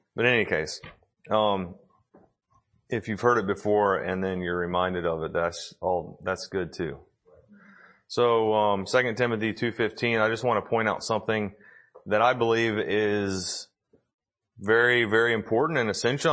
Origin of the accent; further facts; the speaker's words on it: Tennessee, United States; we're from Tennessee